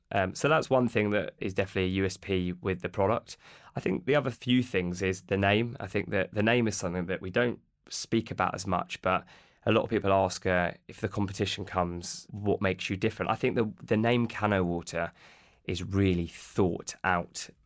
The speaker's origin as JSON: {"language": "English", "town": "Watford", "region": "East of England", "country": "United Kingdom", "said": "we're from Watford"}